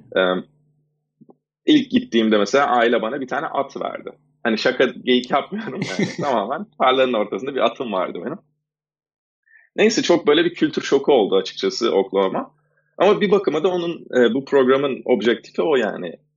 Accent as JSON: {"language": "Turkish", "region": "Istanbul", "country": "Turkey", "tie": "born or raised there", "moved": "as an adult", "lives_now": "United States", "said": "ben İstanbul'da doğdum 83 e, senesinde"}